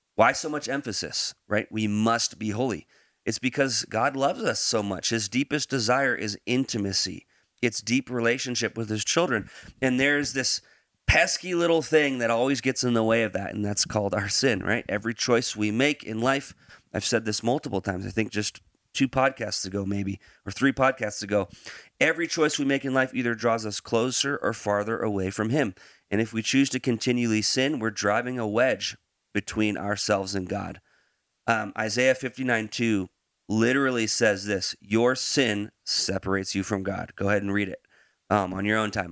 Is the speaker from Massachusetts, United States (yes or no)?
no; Branson, Missouri, United States; moved away; We're from Branson